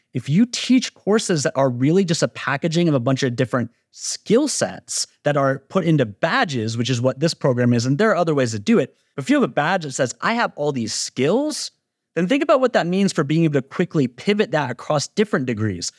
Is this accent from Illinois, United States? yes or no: no; Georgia, United States; my home state of Georgia